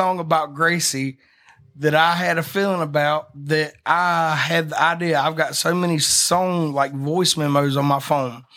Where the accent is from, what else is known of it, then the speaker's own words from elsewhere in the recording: Hazlehurst, Georgia, United States; moved away; also born or lived in Nashville; I'm from Hazelhurst, Georgia